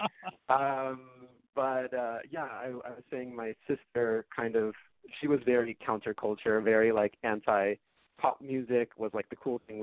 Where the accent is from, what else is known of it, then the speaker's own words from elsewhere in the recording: Bay Area, California, United States; I grew up in the Bay Area, California.